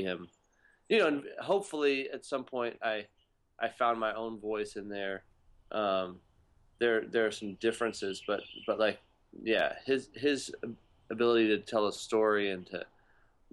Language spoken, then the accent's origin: English; Texas, United States; I grew up in Texas